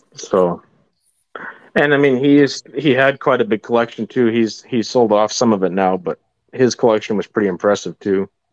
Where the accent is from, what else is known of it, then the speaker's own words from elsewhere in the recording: Shoal Lake, Manitoba, Canada; I grew up in Shoal Lake, Manitoba, on a on a uh, cattle farm